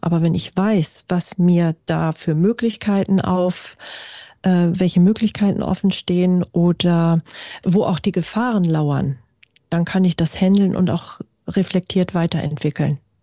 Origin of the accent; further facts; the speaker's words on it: Germany; bei uns in Deutschland